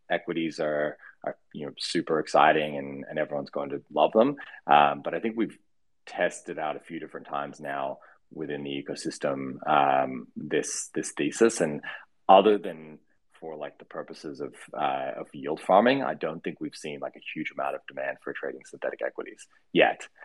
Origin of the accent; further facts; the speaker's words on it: Australia; also born or lived in United States; I grew up in the U.S., but I'm Australian. Um, why my accent sounds weird. Um, and I've spent probably like half my life in in um, the U.S.